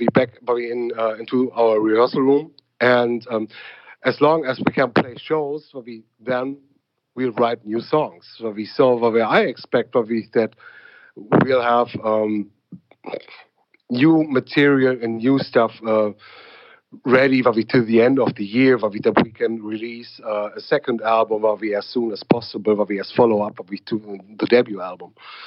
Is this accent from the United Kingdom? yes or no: no; Berlin, Germany; English is a second language; a guy from Berlin, wouldn't believe that I'm from Berlin at all.